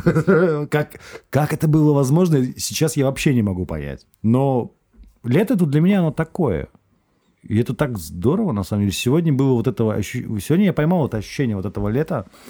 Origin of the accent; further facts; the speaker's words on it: Saint Petersburg, Russia; я вырос в Петербурге, ну, в Ленинграде, Петербурге